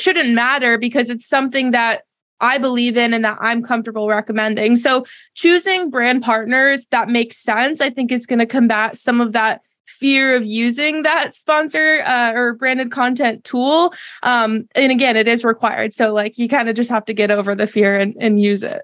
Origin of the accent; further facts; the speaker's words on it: Massachusetts, United States; now in Charlotte, United States; I'm originally from Massachusetts